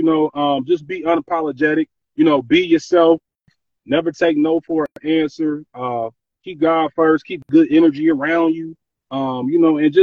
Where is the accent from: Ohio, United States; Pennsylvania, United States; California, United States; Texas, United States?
Ohio, United States; Columbus; moved away; my hometown, Columbus, Ohio.